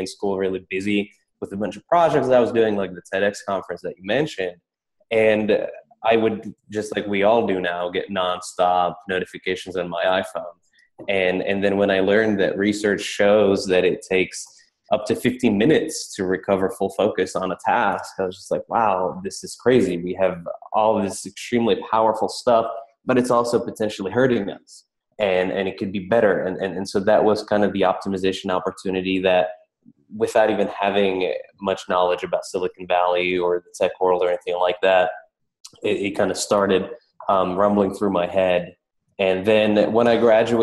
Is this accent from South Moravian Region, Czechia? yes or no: no; Prague, Czechia; moved away as an adult; now in United States; I grew up in Prague in the Czech Republic, and then I came out to the States for Dartmouth